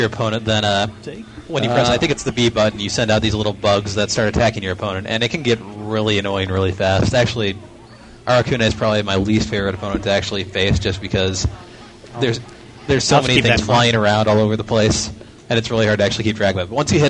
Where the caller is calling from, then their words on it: Oak Forest, Illinois, United States; It's the … from Oak Forest, Illinois.